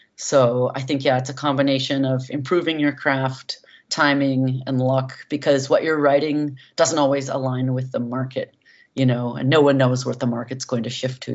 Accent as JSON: {"language": "English", "area": "San Francisco Bay Area", "region": "California", "country": "United States", "tie": "born or raised there", "said": "growing up in the San Francisco Bay Area"}